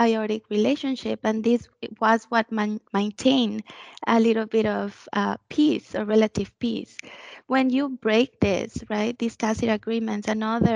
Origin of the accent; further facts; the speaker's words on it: Mexico; moved away; this happened in my hometown